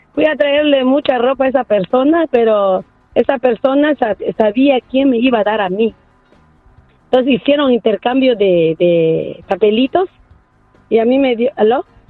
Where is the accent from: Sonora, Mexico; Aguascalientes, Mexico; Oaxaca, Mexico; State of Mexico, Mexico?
Oaxaca, Mexico; soy de Oaxaca, México